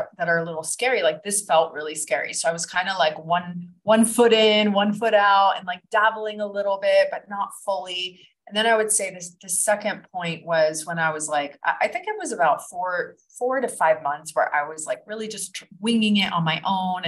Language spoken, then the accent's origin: English; Florida, United States; moved away as an adult; also born or lived in New Jersey / Kuala Lumpur, Malaysia / Ibiza, Spain / Los Angeles; now in Bali, Indonesia; I grew up in Florida